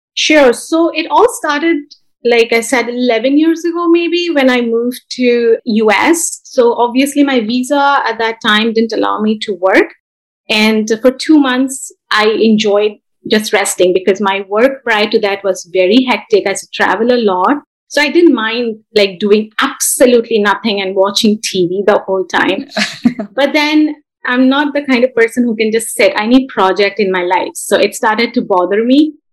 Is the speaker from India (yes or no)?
yes; India; moved away as an adult; now in Bay Area, California, United States; I was born and brought up in India, then I moved to US about 11 years back once I got married.